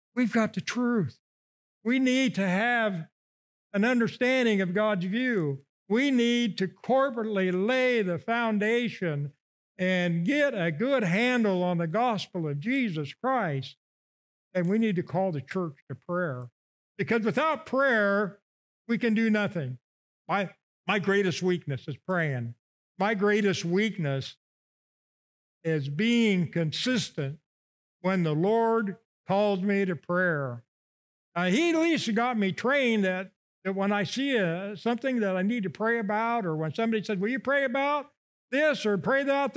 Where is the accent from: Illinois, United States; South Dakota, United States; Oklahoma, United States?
Illinois, United States; moved away; I come from Illinois, okay? So every fall, uh, we get a watermelon in Havana